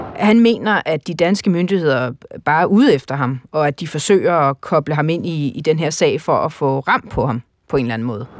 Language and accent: Danish; Denmark; jeg er en person fra Danmark